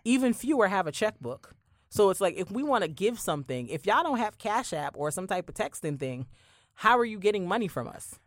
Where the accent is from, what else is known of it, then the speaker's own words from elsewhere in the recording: Barbados; moved away; I grew up in Barbados where church was very, very, the church I went to at least was very, very old-fashioned